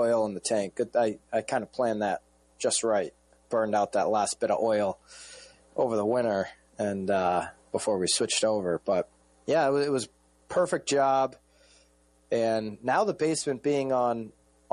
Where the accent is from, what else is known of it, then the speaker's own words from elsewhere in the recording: New London County, Connecticut, United States; my roots of New London County